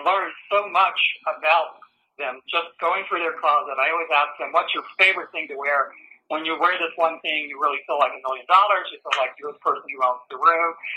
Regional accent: Winston-Salem, North Carolina, United States; now in Richmond, United States; I grew up down in North Carolina in uh, Winston-Salem, which is obviously a few miles from High Point.

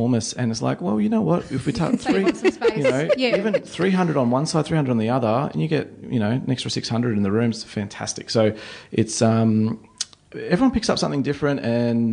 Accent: Adelaide, South Australia, Australia; moved away; I grew up in Adelaide

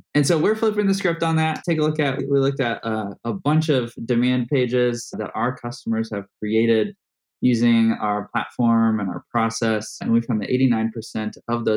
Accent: Indianapolis, Indiana, United States; my hometown, Indianapolis

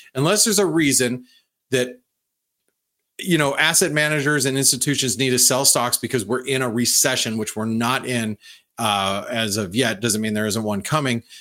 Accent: United States; being an American, being a boots on the ground American that I am

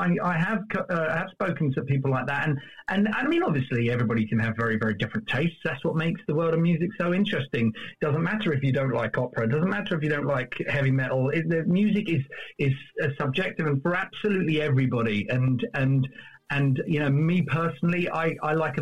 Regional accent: Kingston upon Thames, London, United Kingdom; I was born in Kingston-upon-Thames

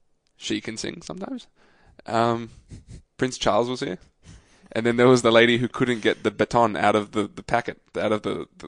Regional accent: Australia; as an Australian

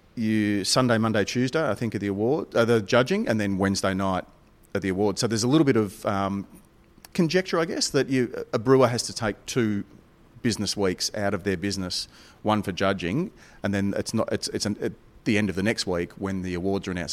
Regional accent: Melbourne, Victoria, Australia; Melbourne, my hometown

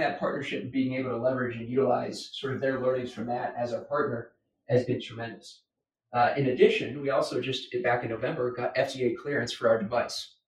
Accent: United States; as an American

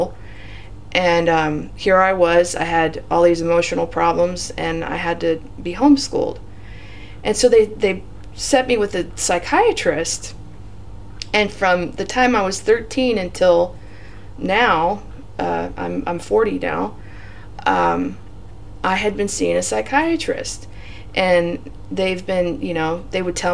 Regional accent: Torrance, California, United States; also born or lived in San Diego County, California; now in San Diego, United States; I'm from Torrance, California. I was born there in 1978, and we lived there until I was 35

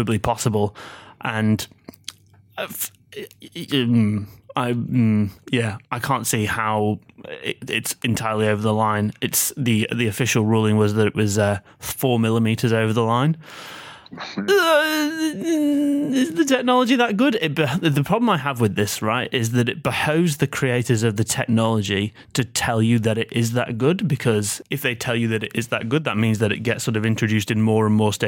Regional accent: Manchester, North West England, United Kingdom; accent: Mancunian; now in Australia; my accent is a Mancunian one

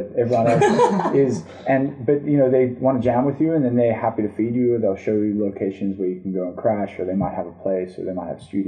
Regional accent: Sydney, New South Wales, Australia; also born or lived in Israel; I grew up in Australia's Bondi Beach

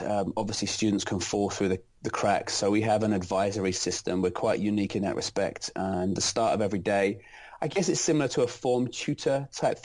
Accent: London, United Kingdom; moved away as an adult; now in United States; I'm not originally from America. I'm from London, England, and I taught in 3 separate schools back home in England

